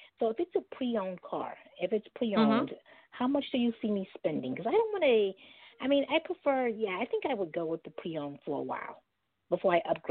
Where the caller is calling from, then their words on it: New York, United States; I'm calling from Brooklyn, New York.